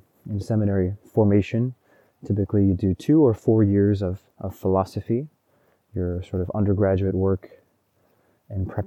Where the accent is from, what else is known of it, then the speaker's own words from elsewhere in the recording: Oregon, United States; Oregon is my home state. This is where I grew up, kind of my home country.